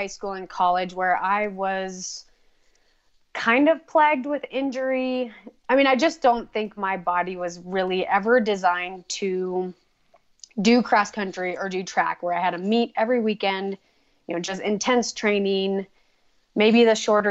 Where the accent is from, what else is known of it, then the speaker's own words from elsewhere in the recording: northern Minnesota, United States; moved away as an adult; also born or lived in Boise, Idaho; now in Idaho, United States; Originally from Minnesota. So when I was pretty young, I moved up to northern Minnesota. And so I grew up in the sticks